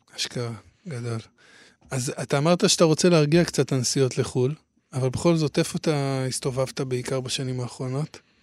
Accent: Hadera, Haifa District, Israel; אני מחדרה

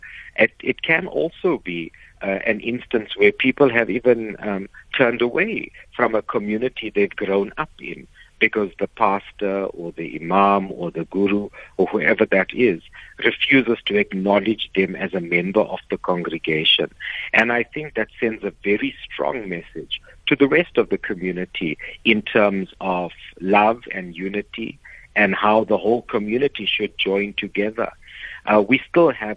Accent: South Africa; I love being South African

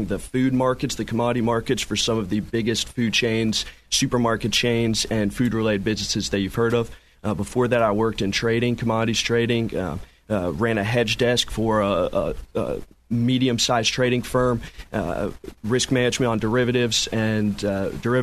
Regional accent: Sorrento, Florida, United States; also born or lived in Apopka, Florida; I grew up first in Apopka and then moved to Sorrento as a kid

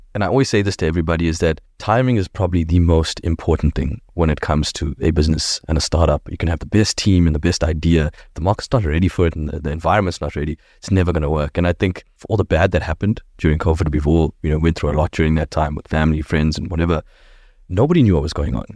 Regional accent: Durban, KwaZulu-Natal, South Africa; We grew up in Dubs

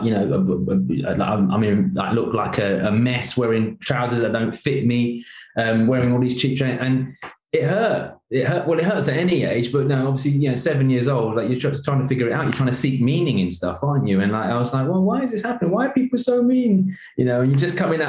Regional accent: London, United Kingdom; I grew up in East London in a very rough neighborhood

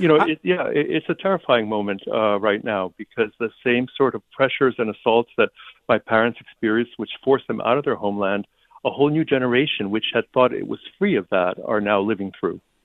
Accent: New Jersey, United States; first language Ukrainian; English is a second language; now in Boston, United States; I was born in New Jersey in 1954

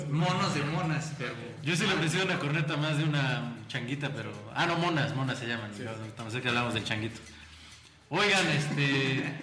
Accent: Mexico

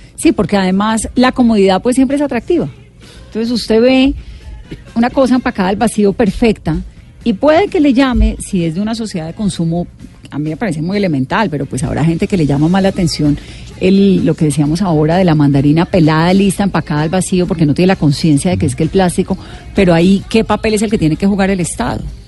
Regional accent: Valle del Cauca, Colombia; yo sí soy vallecaucana y yo crecí comiendo majar blanco y crecí además haciendo majar blanco en, en, el Valle del Cauca

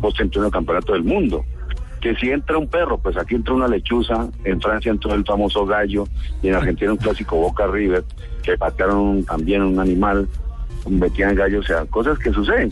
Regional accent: Colombia

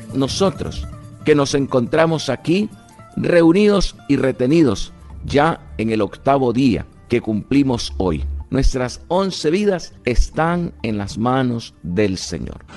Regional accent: Colombia; yo como colombiano, yo tengo 56 años

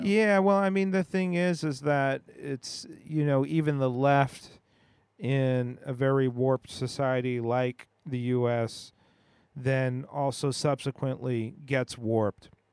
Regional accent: United States; growing up in the West, growing up in the U S

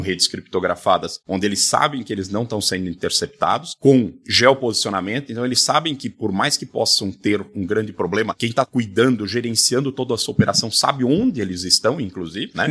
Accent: South Region, Brazil; a região sul, de onde eu sou

